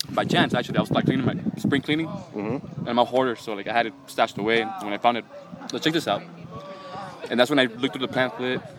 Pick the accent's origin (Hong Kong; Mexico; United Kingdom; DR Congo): Mexico; also born or lived in Texas; now in Los Angeles, United States; I grew up originally in like Mexico